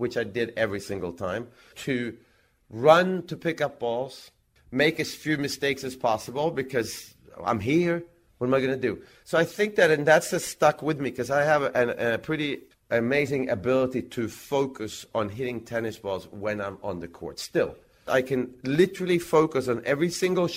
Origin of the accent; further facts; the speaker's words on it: Växjö, Kronoberg County, Sweden; in Växjö, in my hometown